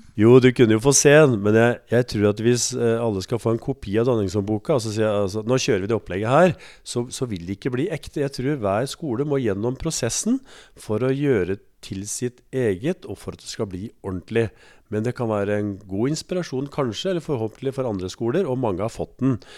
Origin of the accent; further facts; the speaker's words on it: Østfold, Norway; moved away as an adult; now in Elverum, Norway; Jeg er født og oppvokst i Østfold